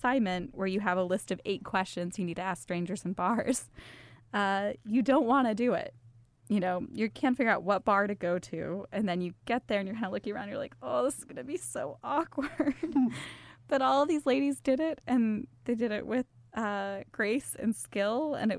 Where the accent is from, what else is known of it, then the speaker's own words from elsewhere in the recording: Midwest, United States; Yeah, I grew up in the Midwest. I went to like pretty standard suburban high schools.